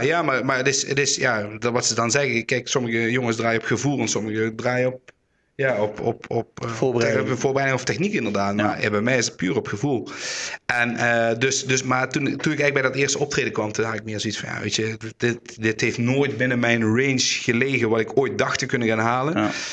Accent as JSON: {"language": "Dutch", "town": "Roermond", "region": "Limburg", "country": "Netherlands", "said": "ik kom uit Roermond"}